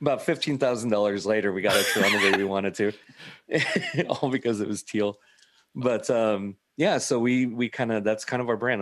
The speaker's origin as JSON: {"language": "English", "area": "Dawson County", "region": "Nebraska", "country": "United States", "said": "I'm actually a Dawson County guy"}